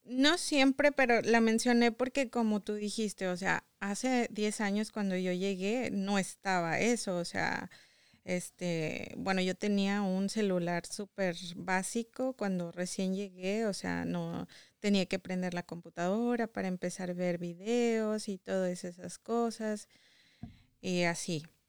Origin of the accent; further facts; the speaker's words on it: Saltillo, Coahuila, Mexico; moved away as an adult; now in United States; Soy de Saltillo, Coahuila